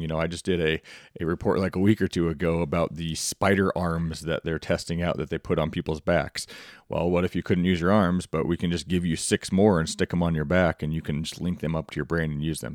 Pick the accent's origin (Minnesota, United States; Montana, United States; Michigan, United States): Montana, United States; my home state of Montana